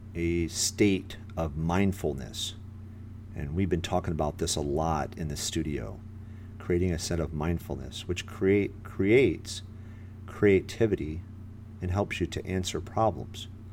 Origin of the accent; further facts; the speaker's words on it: Michigan, United States; now in Florida, United States; I'm in Florida here, uh, but I'm originally from Michigan